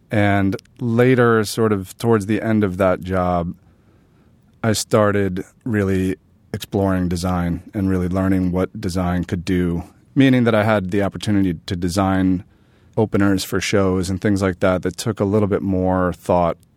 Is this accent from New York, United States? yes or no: yes; New York City, New York, United States; born or raised there